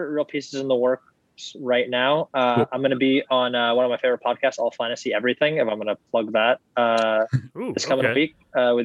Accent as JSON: {"language": "English", "country": "Syria", "said": "I'm from Syria."}